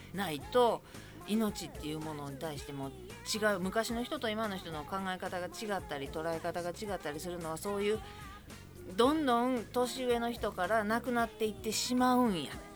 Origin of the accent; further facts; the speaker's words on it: Kobe, Hyogo, Japan; 神戸出身